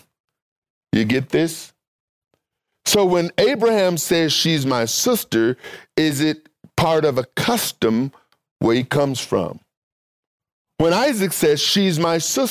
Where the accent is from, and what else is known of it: United States